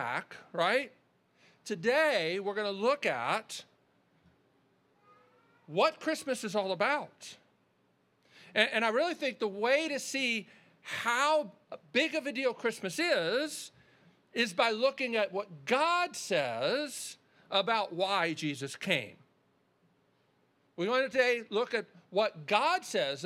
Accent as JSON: {"language": "English", "town": "Baltimore", "region": "Maryland", "country": "United States", "tie": "born or raised there", "said": "we grew up in Baltimore"}